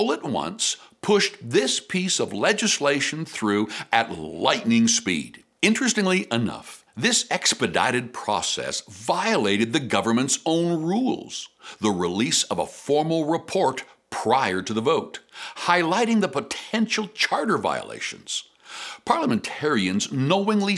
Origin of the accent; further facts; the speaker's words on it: Canada; as a Canadian